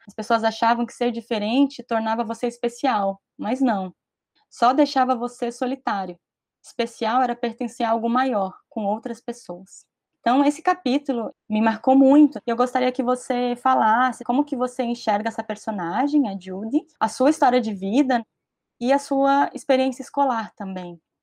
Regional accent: Brazil; aqui no Brasil, na minha vivência, em muitos lugares onde eu estive, socialmente na escola

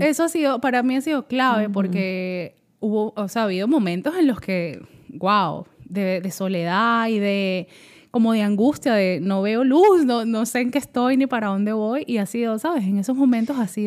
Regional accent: Caracas, Capital District, Venezuela; moved away as an adult; now in Atlanta, United States; soy de Caracas, Venezuela, y allá viví toda mi vida hasta que me vine para Estados Unidos.

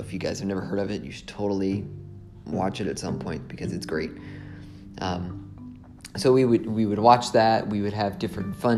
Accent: Indianapolis, Indiana, United States; I'm from Indianapolis, Indiana

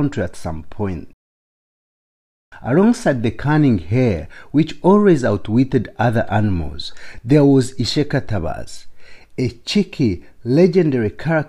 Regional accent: Ishaka, Western Region, Uganda; Growing up in Ishaka, a small town in southwestern Uganda

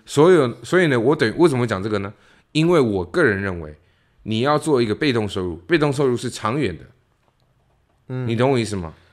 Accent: Taiwan; moved away; 台湾的所谓的草莓族

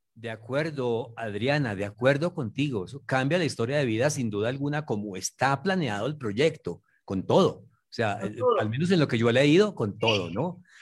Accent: Manizales, Caldas, Colombia; soy nacido en Manizales, zona cafetera, y mi familia es del Tolima

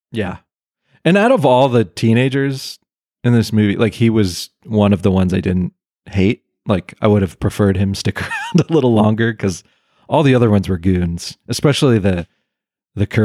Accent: Pennsylvania, United States; I'm I'm from Pennsylvania right.

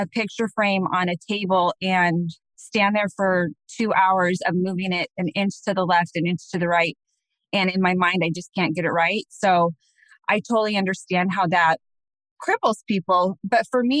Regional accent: Phoenix, Arizona, United States; also born or lived in Scottsdale, Arizona; I actually am a native of Arizona, which is very, very, very rare out here

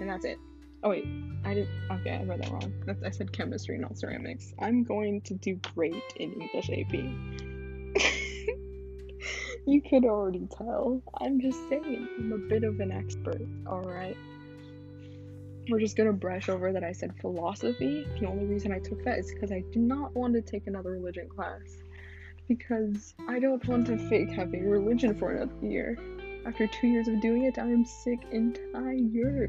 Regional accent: California, United States; I'm still from California

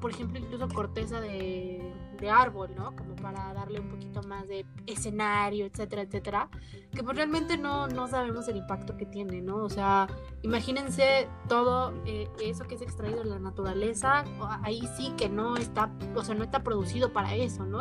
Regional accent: Mexico; nosotros como mexicanos, mexicanas

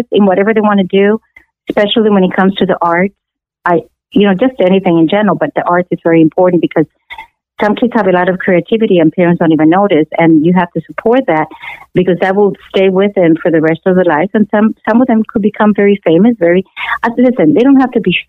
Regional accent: Los Angeles, California, United States; born or raised there; also born or lived in Cuba; now in Miami, United States

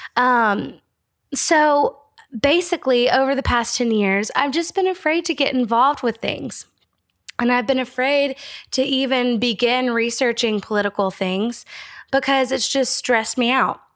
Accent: United States; as an American

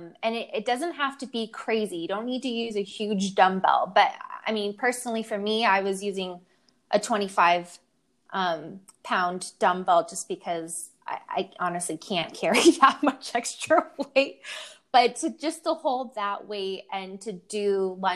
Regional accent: San Francisco, California, United States; now in Sausalito, United States; I'm from San Francisco

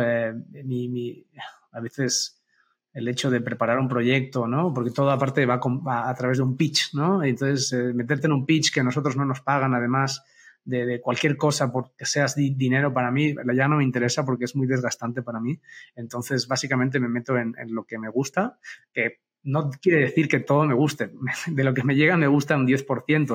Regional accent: Barcelona, Catalonia, Spain; moved away as an adult; now in Mexico

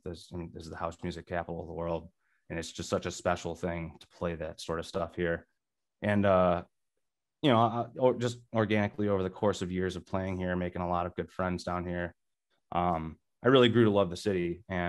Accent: Rockford, Illinois, United States; also born or lived in Milwaukee; now in Chicago, United States; Growing up in Rockford, I would always be driving to Milwaukee or Chicago.

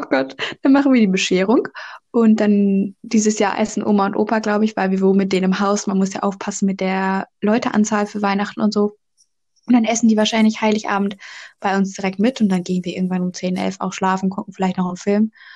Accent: North Rhine-Westphalia, Germany; bei uns in NRW gibt es ja Schützenfest

